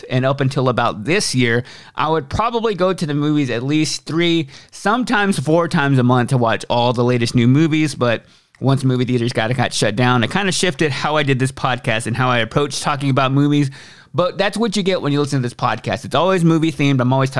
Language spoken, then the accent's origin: English; Austin, Texas, United States; now in Nashville, United States; I live in Nashville, Tennessee. I moved here from Austin, Texas, and I've been in Nashville for about 4 years now.